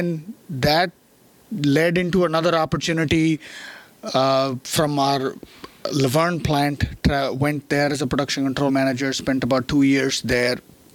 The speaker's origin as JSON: {"language": "English", "country": "India", "tie": "born or raised there", "also_born_or_lived": "Chennai, India / Louisville, United States", "moved": "as an adult", "lives_now": "United States", "said": "born and raised in India, grew up over there, did mechanical engineering back in India"}